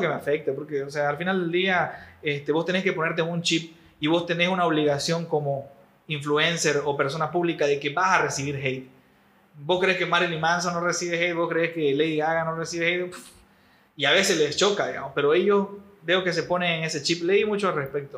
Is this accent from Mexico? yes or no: no; Bolivia; todos somos bolivianos